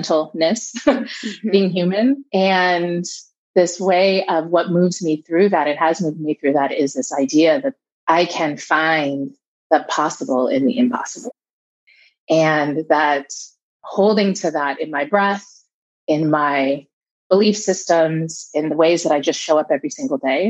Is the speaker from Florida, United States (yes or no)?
no; Southern California, United States; I was raised here in California, in Southern California